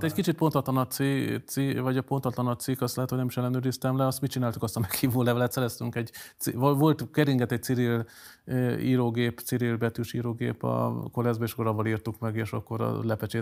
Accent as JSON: {"language": "Hungarian", "town": "Kecskemét", "region": "Bács-Kiskun", "country": "Hungary", "tie": "born or raised there", "also_born_or_lived": "Szolnok / Veszprém", "said": "a Katon József gimnáziumban jártam Kecskeméten, hát én ilyen fél árva katonai gyerekként még lakótelepen nőttem fel"}